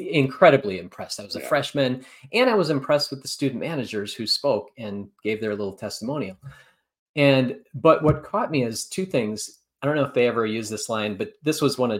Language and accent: English; about an hour from Madison, Wisconsin, United States; I grew up about an hour away. So my hometown was about an hour away